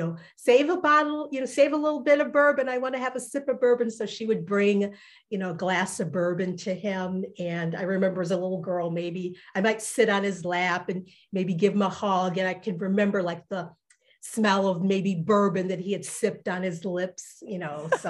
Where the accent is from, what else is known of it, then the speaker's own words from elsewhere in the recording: Detroit, Michigan, United States; also born or lived in Alabama / West Virginia; grew up primarily in Detroit